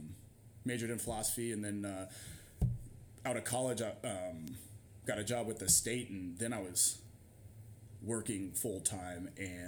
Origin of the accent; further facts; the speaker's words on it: near Nashville, Indiana, United States; The town I grew up in has a population of like 400